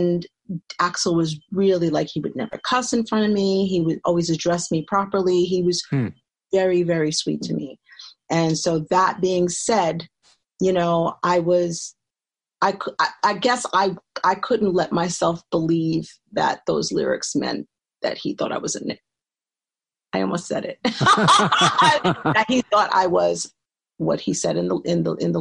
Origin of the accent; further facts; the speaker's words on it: New York City, New York, United States; also born or lived in Brooklyn; I grew up in the Bronx and Co-op City